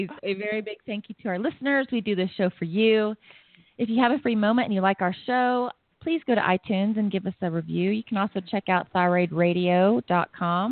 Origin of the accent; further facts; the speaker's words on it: Dallas, Texas, United States; I'm from the Dallas, Plano, Frisco area